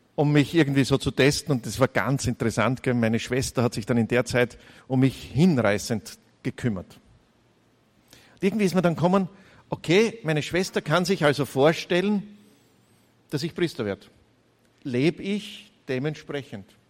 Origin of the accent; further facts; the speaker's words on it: Gleisdorf, Styria, Austria; accent: Styrian; now in Graz, Austria; Ich bin ein Steirer aus der Oststeiermark, aus Gleisdorf, geboren. 100 Meter neben der Volksschule, 250 Meter neben, der, neben dem Gymnasium aufgewachsen